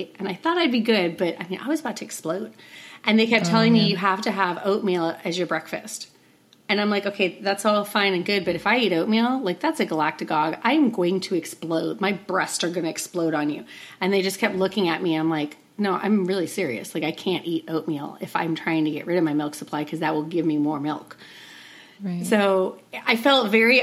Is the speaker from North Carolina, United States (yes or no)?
no; Scottsdale, Arizona, United States; moved away as an adult; also born or lived in Phoenix, Arizona; now in Idaho, United States; I'm from Scottsdale, Arizona, and our brick-and-mortar business is there